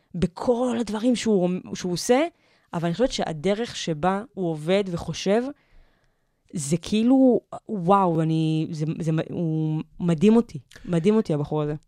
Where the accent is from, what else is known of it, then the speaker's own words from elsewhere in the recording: Givatayim, Tel Aviv District, Israel; also born or lived in Petah Tikva; now in Tel Aviv, Israel; אני גדלתי בגבעתיים